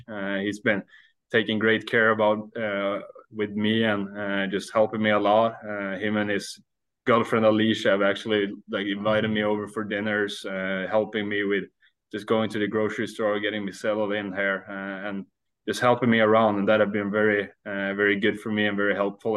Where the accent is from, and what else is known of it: Sweden; English is a second language; moved away as an adult; now in Iowa, United States